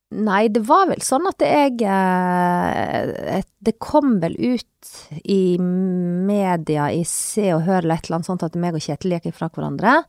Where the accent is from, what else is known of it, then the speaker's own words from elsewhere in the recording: Sogn, Vestland, Norway; moved away; also born or lived in Leikanger; jeg er fra Sogn, og vi er oppvokst med både langrenn og alpint og alt det der.